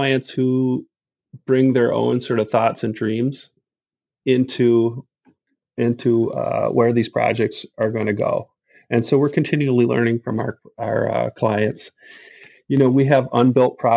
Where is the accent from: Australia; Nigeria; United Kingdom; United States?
United States; Midwest; I grew up in the Midwest